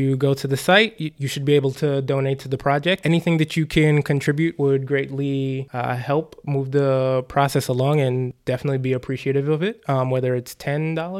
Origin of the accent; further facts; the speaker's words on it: New York City, New York, United States; I'm from Brooklyn